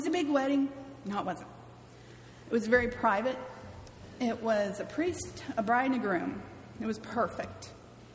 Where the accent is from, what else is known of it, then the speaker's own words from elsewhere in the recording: California, United States; moved away as an adult; also born or lived in Mobile, Alabama; I'm from California. I drink soda. I drive on a freeway.